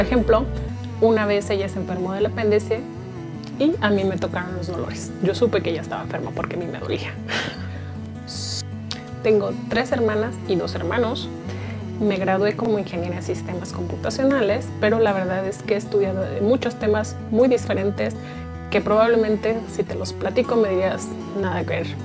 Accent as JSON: {"language": "Spanish", "town": "Guadalajara", "region": "Jalisco", "country": "Mexico", "said": "soy tapatía, tierra del mariachi y el tequila"}